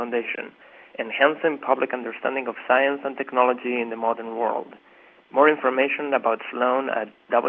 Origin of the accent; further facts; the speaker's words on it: Spain; now in Hopkinton, United States; I'm originally from Spain, but live in Hopkinton, Massachusetts